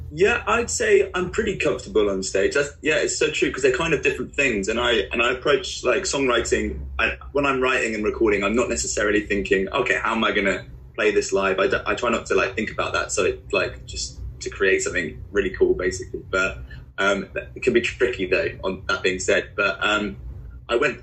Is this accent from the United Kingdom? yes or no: yes; Guildford, South East England, United Kingdom; moved away as an adult; now in Bristol, United Kingdom; I grew up in in Guildford, so that's where I went to school.